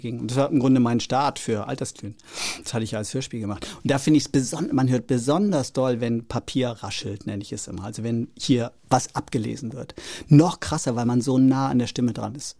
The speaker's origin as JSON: {"language": "German", "town": "Oldenburg", "region": "Lower Saxony", "country": "Germany", "tie": "born or raised there", "also_born_or_lived": "Rostock", "moved": "as an adult", "said": "der kleine Junge aus Oldenburg"}